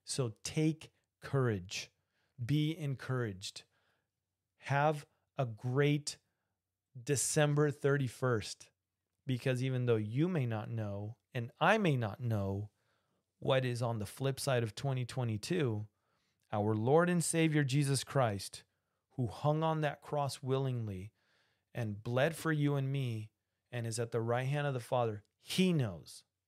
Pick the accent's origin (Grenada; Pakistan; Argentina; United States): Argentina; I can do that accent because I'm from Argentina and, uh, yo hablo español